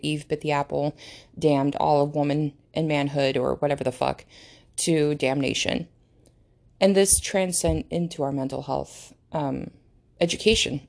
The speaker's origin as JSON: {"language": "English", "country": "United States", "tie": "born or raised there", "second_language": "English", "said": "English is not my first language, number one. So I lear-, I had to learn how to speak English. I did not speak English until I went to American school. And I've been here, I've been in America, duh, like, the entire time"}